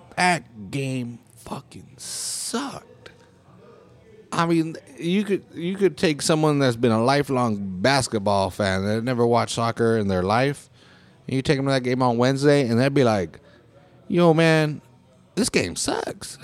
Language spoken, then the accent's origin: English; United States; living in this country and being born in this country, you know? Fucking, ver, ah, I'm, I'm an American